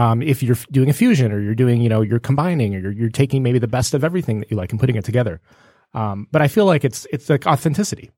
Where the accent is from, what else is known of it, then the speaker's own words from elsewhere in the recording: Detroit, Michigan, United States; growing up in Metro Detroit